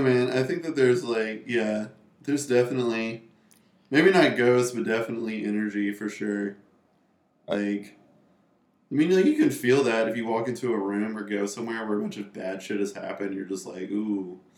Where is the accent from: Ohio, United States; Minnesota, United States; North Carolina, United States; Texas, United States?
North Carolina, United States; Raleigh; also born or lived in New York; now in Carrboro, United States; I am originally from the capital, which is Raleigh, which is right in the middle of the state